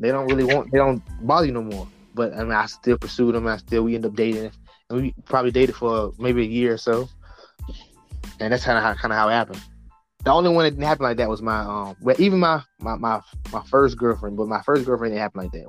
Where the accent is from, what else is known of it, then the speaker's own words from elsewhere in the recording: the South, United States; also born or lived in Norfolk, Virginia; I grew up in the South